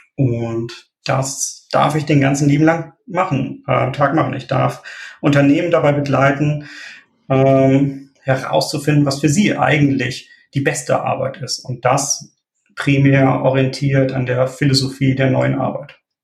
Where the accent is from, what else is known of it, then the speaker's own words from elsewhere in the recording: Wilhelmshaven, Lower Saxony, Germany; now in Oldenburg, Germany; gebürtig komme ich aus Wilhelmshaven, da bin ich aber allerdings vor rund zehn Jahren dann nach Oldenburg gezogen